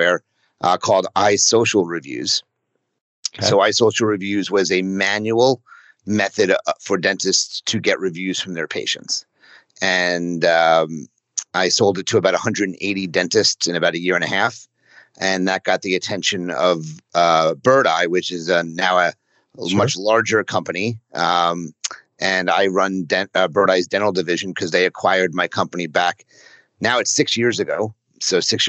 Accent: New City, New York, United States; moved away as an adult; now in Philadelphia, United States; I was raised in Rockland County, a town called New City

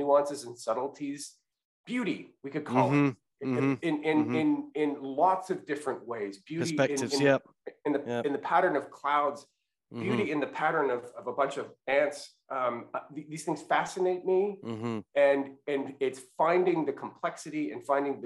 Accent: Western Canada, Canada; moved away as an adult; now in United States; I grew up in Western Canada

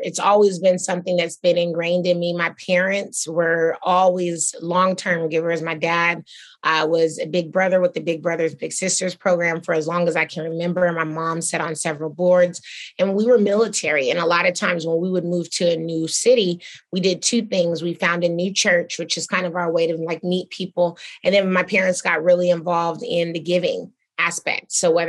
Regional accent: Atlanta, Georgia, United States; I think, you know, I was from Atlanta, so of course I wanted to create more jobs here.

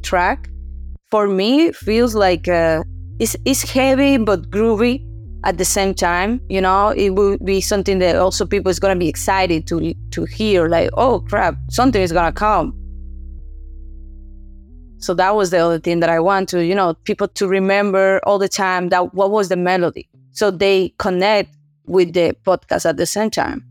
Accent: Santo Domingo, Distrito Nacional, Dominican Republic; now in Boston, United States; I'm from Dominican Republic, Santo Domingo. That's my home. But I'm living currently here in U.S. in Boston

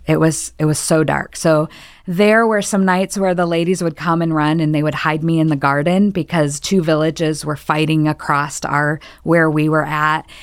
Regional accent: Michigan, United States; moved away; I was born and raised in Michigan

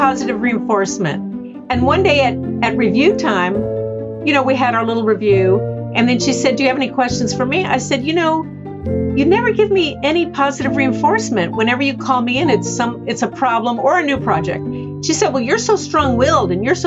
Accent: Houston, Texas, United States; I was born down in Houston, Texas, with two parents from the East Coast.

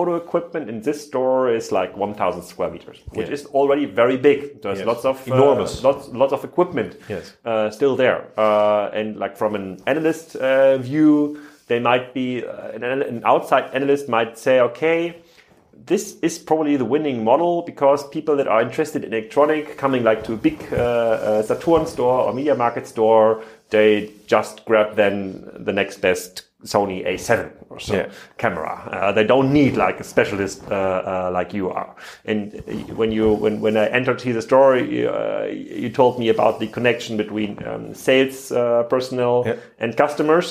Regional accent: Kiel, Schleswig-Holstein, Germany; my hometown, Kiel

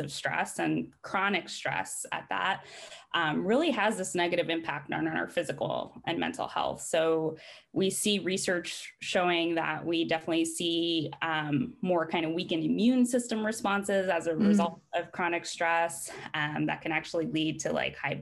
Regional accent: Riverside, California, United States; moved away as an adult; also born or lived in Midwest; now in Eugene, United States; I'm from Riverside, California. So shout out to the Inland Empire

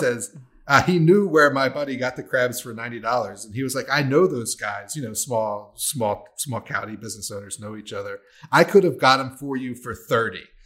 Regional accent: Maryland, United States; I'm a waterman and I'm from Maryland

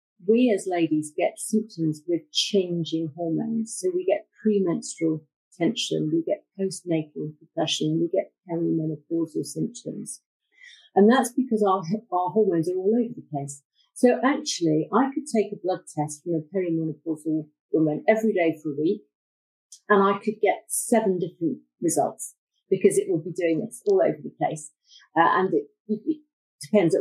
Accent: Bath, South West England, United Kingdom; moved away; I was brought up in Bath

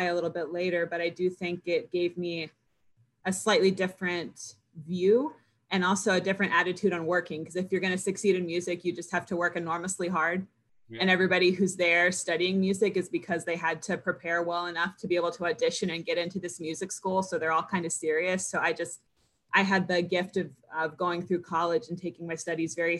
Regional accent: United States; we're all relatively privileged growing up in the United States.

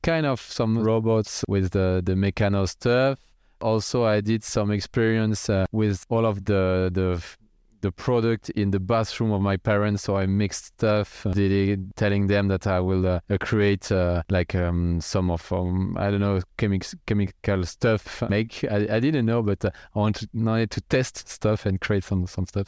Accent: near Strasbourg, Grand Est, France; I grew up in France, in the countryside, near a city called Strasbourg.

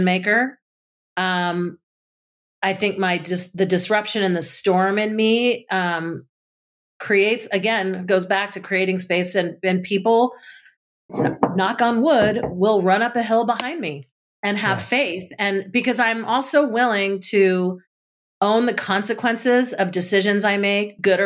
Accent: New Jersey, United States; being in kindergarten, for example, in growing up in New Jersey

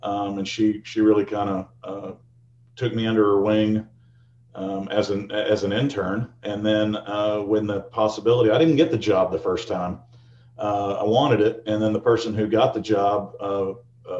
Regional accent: Fort Worth, Texas, United States; moved away as an adult; also born or lived in Norman, Oklahoma; I'm a kid from Fort Worth, Texas. went to high school there, and we moved around a little bit when I was a kid.

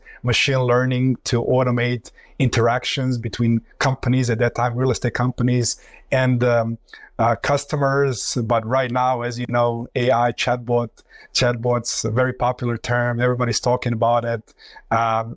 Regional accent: Croatia; moved away; also born or lived in Florida, United States / New York, United States; So originally, I come from Croatia. I came to the United States, graduated from the University in Florida, and then moved to New York

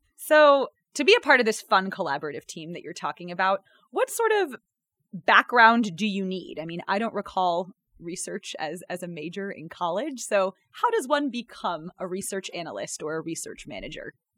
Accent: North Carolina, United States; now in Chicago, United States; I'm from North Carolina

